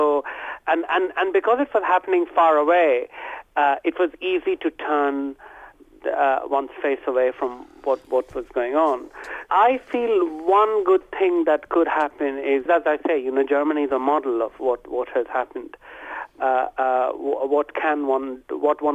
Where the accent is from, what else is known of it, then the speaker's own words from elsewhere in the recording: Kolkata, West Bengal, India; where I was growing up in West Bengal, in Calcutta